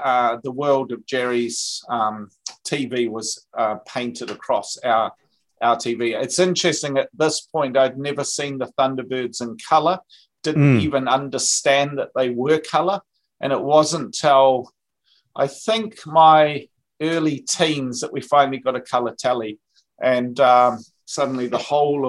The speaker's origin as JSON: {"language": "English", "region": "North West England", "country": "United Kingdom", "tie": "born or raised there", "moved": "yes", "lives_now": "New Zealand", "said": "I grew up in the UK"}